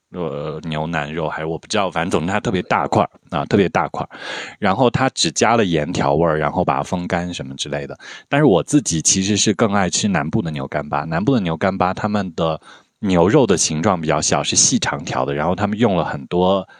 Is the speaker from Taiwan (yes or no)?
no; Shaanxi, China; 就是我我我是陕西人啊啊，精神云南人陕西人，但是我不太能吃来陕西的那个牛羊肉泡馍